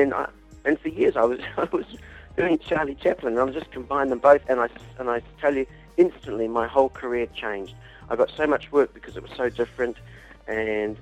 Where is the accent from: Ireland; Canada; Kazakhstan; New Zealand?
New Zealand; when I grew up in New Zealand